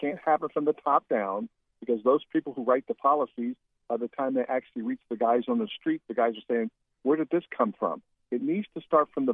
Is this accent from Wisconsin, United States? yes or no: no; Columbus, Ohio, United States; now in Florida, United States; I was born in Columbus, Ohio. I moved here in 1987